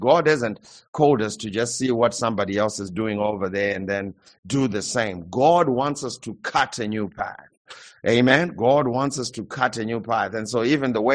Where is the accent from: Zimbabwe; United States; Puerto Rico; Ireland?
Zimbabwe; I come from Zimbabwe